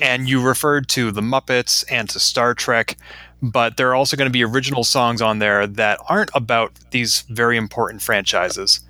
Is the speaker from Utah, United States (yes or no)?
no; Boston, Massachusetts, United States; Boston, my hometown